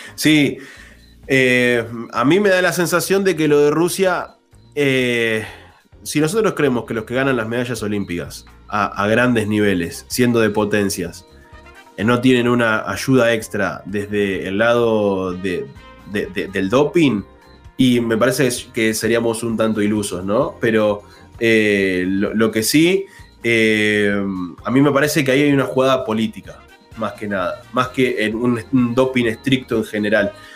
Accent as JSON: {"language": "Spanish", "town": "Arequito", "region": "Santa Fe", "country": "Argentina", "said": "Yo soy del interior, vivo en un pueblo, soy del pueblo de la Sole, soy de Arequito"}